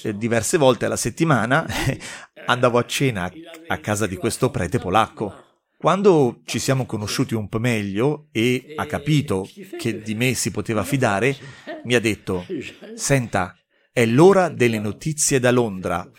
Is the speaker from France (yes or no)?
yes; Moselle, Grand Est, France; also born or lived in Sarrebourg; sono un francese della Mosella, i miei genitori vivono a Sarbourg